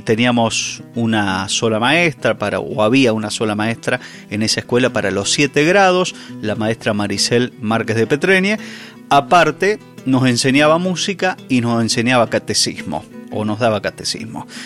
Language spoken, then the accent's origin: Spanish; Udaquiola, Buenos Aires Province, Argentina; also born or lived in Rauch; Nosotros nos criamos en Udaquiola, ahí a 60 kilómetros de Rauch